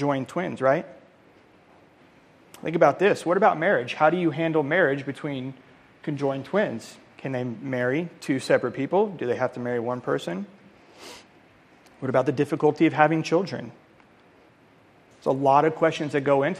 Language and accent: English; Colorado, United States; moved away; I'm from Colorado